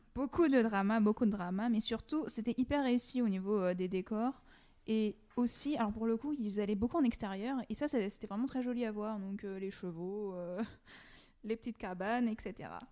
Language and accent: French; France; en tant que Français